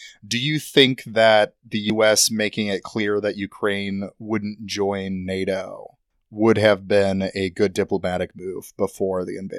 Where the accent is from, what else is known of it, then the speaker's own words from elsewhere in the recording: Iraq; because I grew up in Iraq, you know, like.